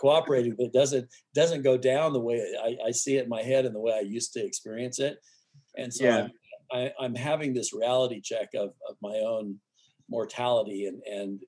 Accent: Arizona, United States; now in Jackson Hole, United States; I grew up in Arizona

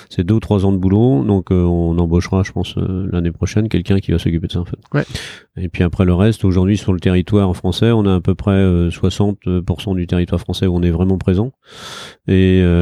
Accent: Brittany, France; quand je suis arrivé ici euh, de Bretagne, euh, j'étais très surpris de voir cette programmation.

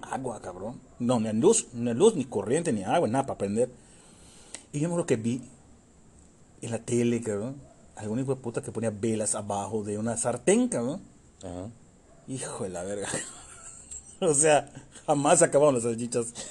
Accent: Yucatán, Mexico; soy yucateco

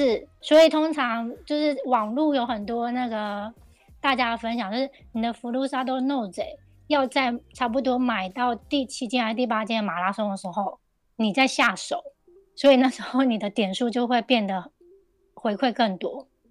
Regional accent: Taiwan; now in Japan; 我觉得这个是对我们台湾人而言是一个很不同的怎么讲？不同的想法

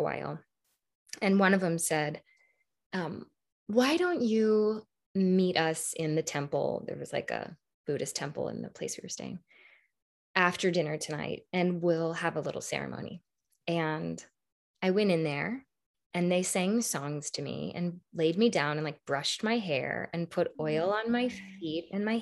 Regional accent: American Midwest, United States; an American Midwestern woman

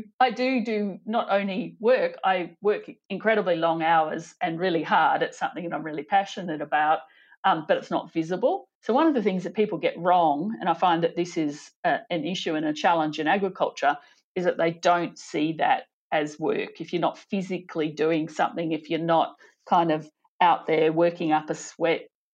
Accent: Chinchilla, Queensland, Australia; moved away as an adult; now in Western Australia, Australia; born and bred Chinchilla

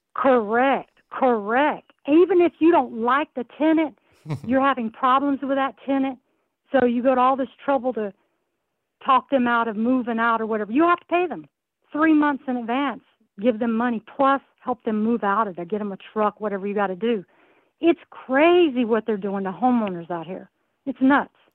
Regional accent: the South, United States; moved away as an adult; now in California, United States; I'm not originally from here. I'm from the South, and uh, I came out here only for the military

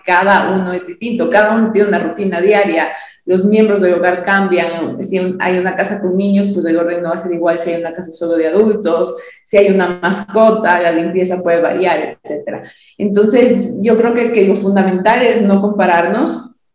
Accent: Quito, Pichincha, Ecuador; de varios años de, de servir a mi ciudad

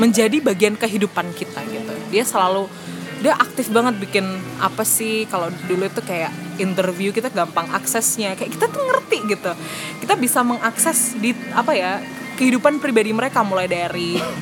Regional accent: Malang, East Java, Indonesia; moved away as an adult; now in Surabaya, Indonesia; Aku asli Malang, aku lahir tumbuh di Malang

